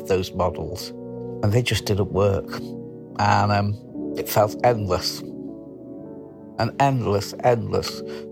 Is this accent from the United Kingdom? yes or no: yes; Manchester, North West England, United Kingdom; I was brought up in Wythenshawe, South Manchester